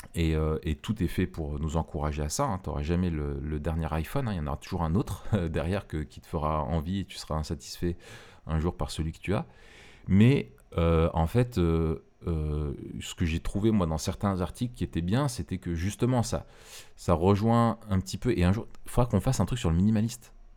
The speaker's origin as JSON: {"language": "French", "country": "France", "said": "nous, en tant que Français"}